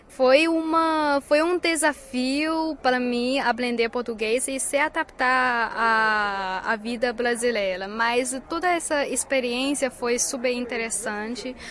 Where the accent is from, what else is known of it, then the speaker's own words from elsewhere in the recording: China; Portuguese is a second language; nosso país onde eu cresci e tenho muito carinho